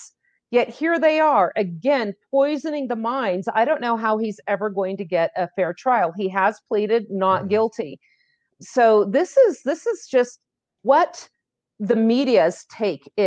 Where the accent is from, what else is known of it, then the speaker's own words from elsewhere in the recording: Los Altos, California, United States; from Los Altos Police Department, my hometown